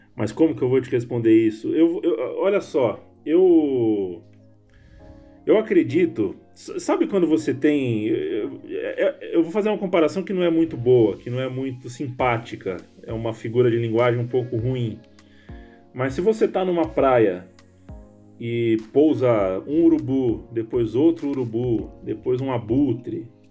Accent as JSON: {"language": "Portuguese", "region": "São Paulo", "country": "Brazil", "accent": "paulistano", "said": "Eu sou paulistano, a minha voz é paulistana"}